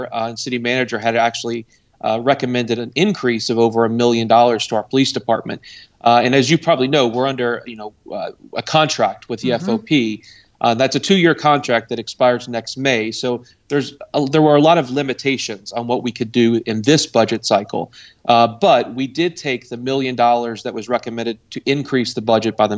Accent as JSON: {"language": "English", "town": "Louisville", "region": "Kentucky", "country": "United States", "moved": "yes", "lives_now": "Cincinnati, United States", "said": "I'm from Louisville, Kentucky, originally"}